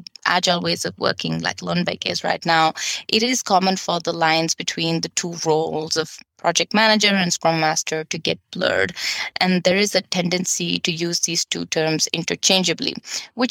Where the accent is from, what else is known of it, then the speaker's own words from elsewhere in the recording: Bangalore, Karnataka, India; moved away as an adult; also born or lived in Denmark; half my time in India, in my hometown in Bangalore